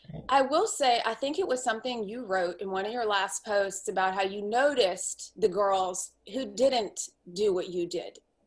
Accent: Washington, District of Columbia, United States; moved away as an adult; also born or lived in Santa Fe, New Mexico; I grew up in Washington, D.C.

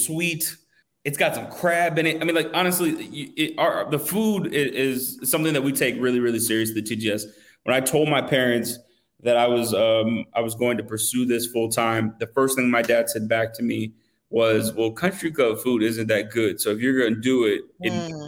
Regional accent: Atlanta, Georgia, United States; I'm from Atlanta

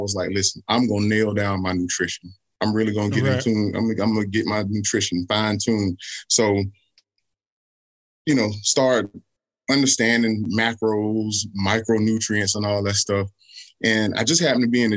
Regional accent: Columbia, South Carolina, United States; I'm born and raised in Columbia, South Carolina, still living here.

